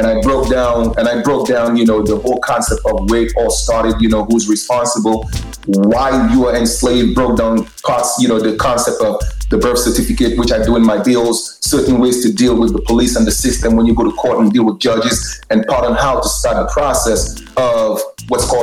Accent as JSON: {"language": "English", "town": "New York City", "region": "New York", "country": "United States", "tie": "born or raised there", "said": "I grew up in Brooklyn"}